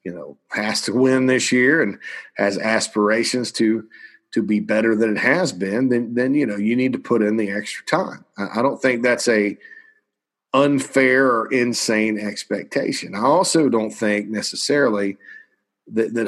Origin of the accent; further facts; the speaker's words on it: Spartanburg, South Carolina, United States; I'm from Spartanburg